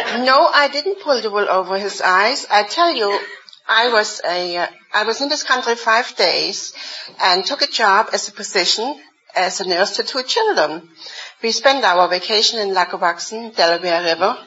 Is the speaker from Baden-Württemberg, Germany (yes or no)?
no; Dresden, Saxony, Germany; moved away as an adult; now in United States; I come from Dresden, Germany